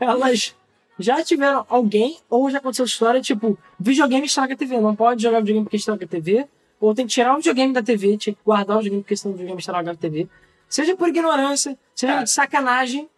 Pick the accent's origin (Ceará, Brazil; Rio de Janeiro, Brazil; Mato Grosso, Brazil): Rio de Janeiro, Brazil; sou do Rio